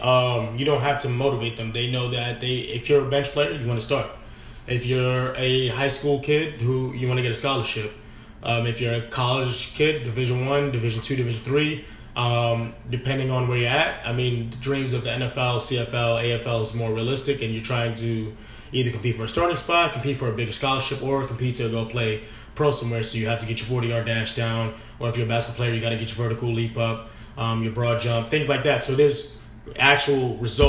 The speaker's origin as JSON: {"language": "English", "town": "New York City", "region": "New York", "country": "United States", "tie": "born or raised there", "also_born_or_lived": "Midwest", "moved": "as an adult", "said": "born and raised in New York City, but however, I just returned after 5 years of being in the Midwest."}